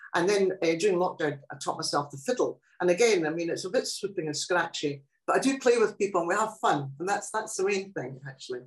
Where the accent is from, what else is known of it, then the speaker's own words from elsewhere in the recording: Scotland, United Kingdom; first language Italian dialect; English is a second language; I'm not Scottish